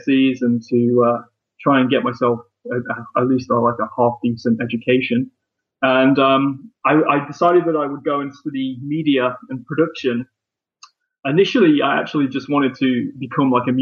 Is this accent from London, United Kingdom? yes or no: no; Leicester, East Midlands, United Kingdom; my hometown